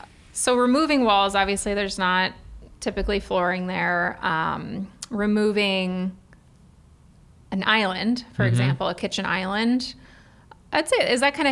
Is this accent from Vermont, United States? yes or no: no; Cleveland, Ohio, United States; now in Columbus, United States; I'm from the Cleveland area, and I feel like there's a lot more tile in Cleveland.